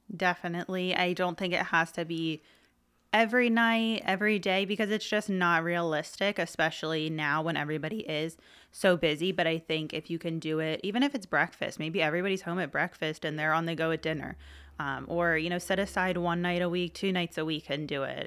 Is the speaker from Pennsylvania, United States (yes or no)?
yes; Middletown, Pennsylvania, United States; now in Hershey, United States; I grew up in Middletown.